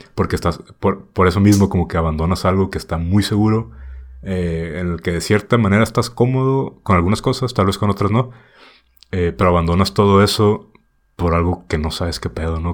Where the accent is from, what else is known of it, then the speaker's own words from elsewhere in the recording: Tijuana, Baja California, Mexico; moved away; de Tijuana